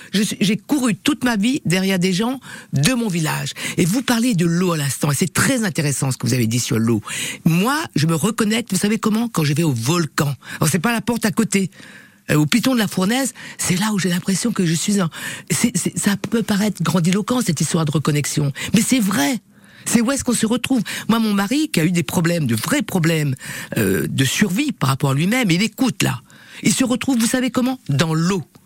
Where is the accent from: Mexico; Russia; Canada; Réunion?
Réunion; accent: Creole; French is a second language; moved away; je suis parti de l'île de la Réunion où je suis né pour découvrir le monde